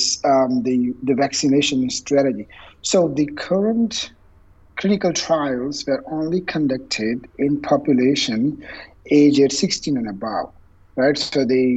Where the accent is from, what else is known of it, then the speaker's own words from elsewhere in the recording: India; moved away; I was born and raised in India, and my parents live there